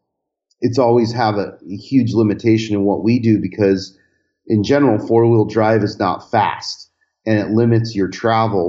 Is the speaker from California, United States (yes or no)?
yes; Southern California, United States; growing up in Southern California, you start with these very rudimentary VW-powered vehicles